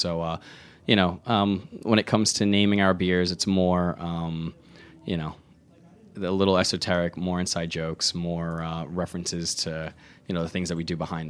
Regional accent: Staten Island, New York, United States; But just to do it just because we're from Staten Island, we haven't been felt compelled

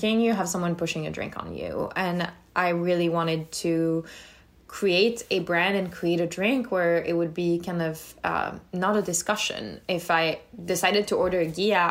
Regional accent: France; moved away as an adult; now in United States; I grew up in France, in between Lyon and the south of France

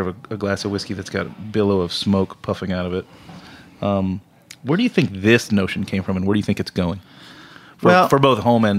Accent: Scotland, United Kingdom; I'm Scottish

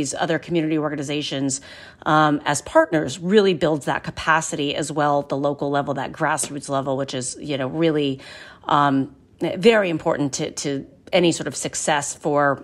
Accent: Ohio, United States; Canal Fulton, Ohio, my home state.

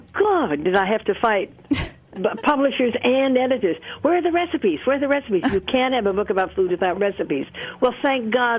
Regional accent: United States; I'm an American, and I have always felt deeply that I was, because we traveled a lot. I knew I was not British or French or anything else.

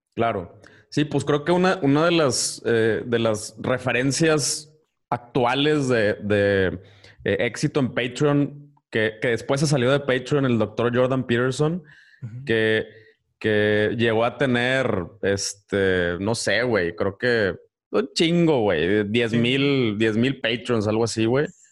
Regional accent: Ciudad Victoria, Tamaulipas, Mexico; yo soy de Victoria

